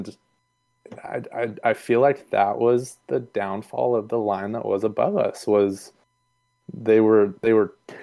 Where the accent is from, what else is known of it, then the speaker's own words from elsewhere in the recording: Sacramento, California, United States; I'm born and raised in Sacramento